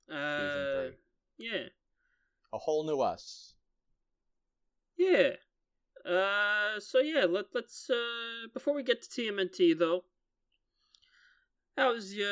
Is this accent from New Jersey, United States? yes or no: yes; New Jersey, United States; I'm from Jersey